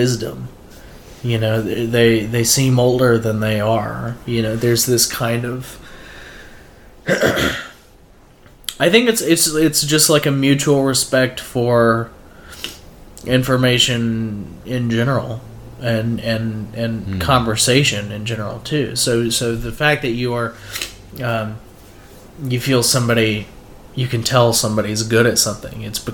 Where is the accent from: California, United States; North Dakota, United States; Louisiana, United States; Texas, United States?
Louisiana, United States; North; I'm a kid from North Louisiana in a town nobody's ever heard